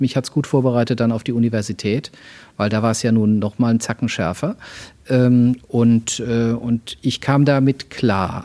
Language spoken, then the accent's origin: German; Mannheim, Baden-Württemberg, Germany; also born or lived in Würzburg; Ich bin in Würzburg geboren. Ich bin äh, zwischen Mannheim und Heidelberg, so im Großraum Mannheim, dann später auch groß geworden.